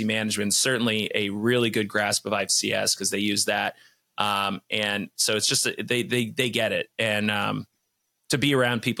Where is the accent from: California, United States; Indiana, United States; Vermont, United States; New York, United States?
Vermont, United States; I dialed into my home state